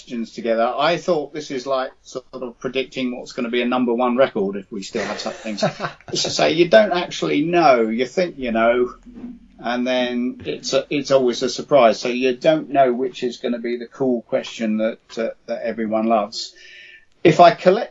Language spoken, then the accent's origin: English; London, United Kingdom; moved away; South Londoners there. I am one originally